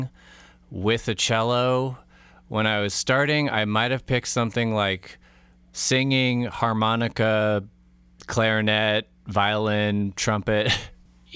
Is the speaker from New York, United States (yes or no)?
no; Los Altos, California, United States; where I grew up in Los Altos